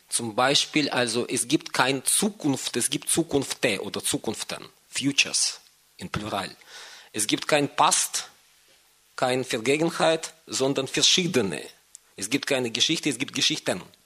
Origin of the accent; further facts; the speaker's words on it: Moscow, Russia; moved away; ich bin ursprünglich aus Moskau